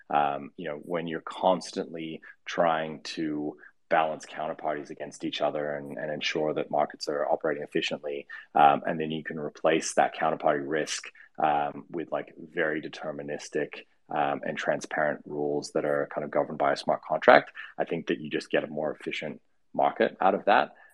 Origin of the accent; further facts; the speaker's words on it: Australia; also born or lived in United States; I grew up in the U.S., but I'm Australian. Um, why my accent sounds weird. Um, and I've spent probably like half my life in in um, the U.S.